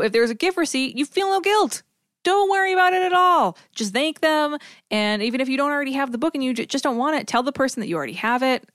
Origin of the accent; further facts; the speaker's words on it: Northeast Massachusetts, United States; where I grew up in Massachu, in Northeast Massachusetts, everyone that I knew called it a Yankee swap